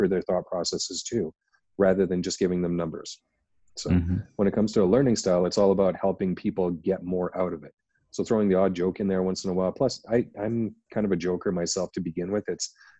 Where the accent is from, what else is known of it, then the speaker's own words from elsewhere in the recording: Canada; as everyone can tell by my accent, I'm from Canada